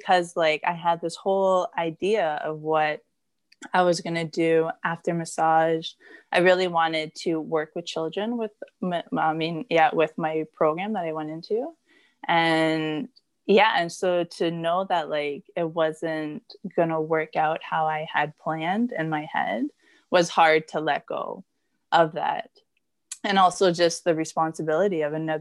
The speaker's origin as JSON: {"language": "English", "town": "Blind River", "region": "Ontario", "country": "Canada", "moved": "as an adult", "lives_now": "Barrie, Canada", "said": "I come from Blind River"}